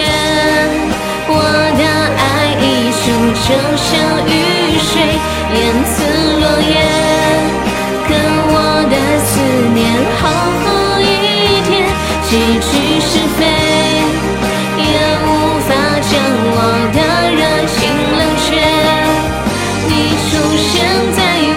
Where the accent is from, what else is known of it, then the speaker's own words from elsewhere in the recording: Northeast China, China; accent: Northeastern; 嗯，这东北口音，那可不，他们都说我是东北的，这儿完全没有疑问。